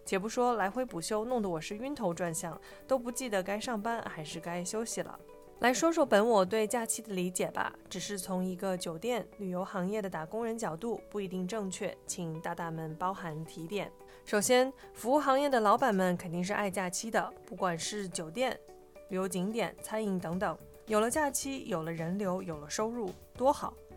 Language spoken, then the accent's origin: Chinese; China; 我们中国人